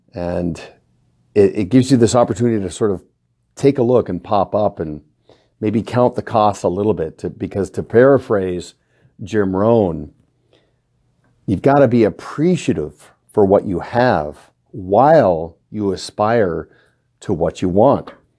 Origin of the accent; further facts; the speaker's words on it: Canada; also born or lived in Kelowna; as a Canadian with many friends in the United States, we kinda get a two for one because our Thanksgiving occurs in October